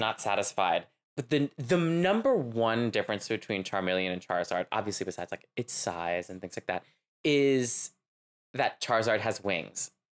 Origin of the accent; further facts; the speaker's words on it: Louisiana, United States; I'm Cajun. I'm from Louisiana